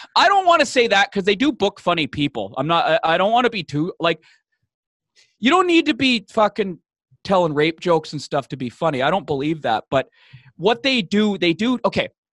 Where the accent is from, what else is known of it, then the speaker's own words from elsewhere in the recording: Vancouver, British Columbia, Canada; now in Toronto, Canada; I'm, I'm from, uh, from Vancouver, Vancouver, B C, Canada, uh, uh, West Coast City.